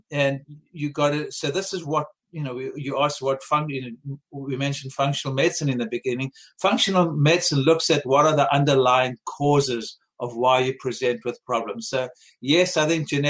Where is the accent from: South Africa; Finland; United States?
South Africa; born or raised there; moved away